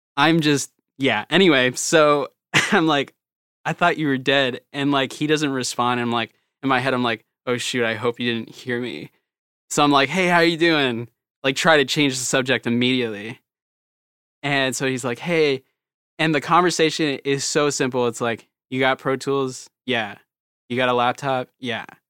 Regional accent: Virginia, United States; accent: country; I'm, like, from, like, Virginia right by D C, like, military everywhere

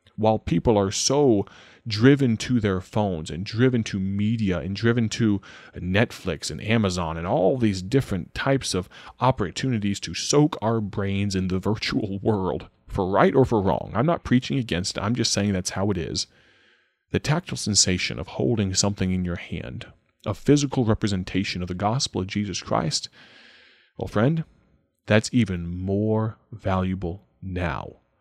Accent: Dwight, Illinois, United States; my hometown of Dwight, Illinois

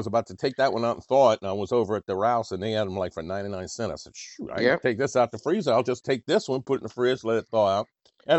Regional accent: New Orleans, Louisiana, United States; also born or lived in New York; we're from New Orleans.

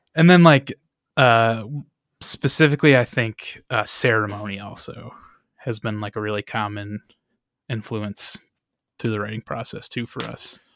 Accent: Michigan, United States; we are from Michigan

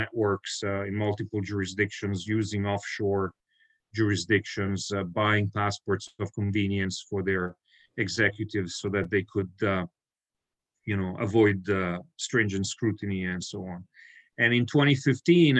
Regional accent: Italy; moved away as an adult; also born or lived in Brussels; growing up in Italy

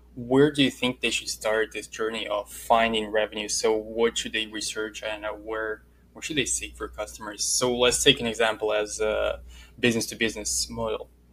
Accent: Russia; accent: Russian; moved away; From Russia.

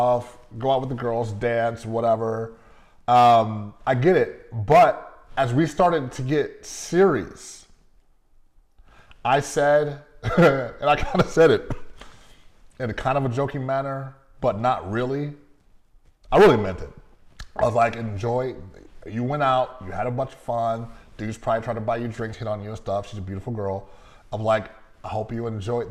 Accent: Las Vegas, Nevada, United States; I'm from Vegas

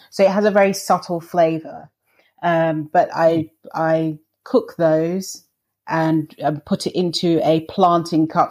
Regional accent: London, United Kingdom; I'm from I was born and raised in London

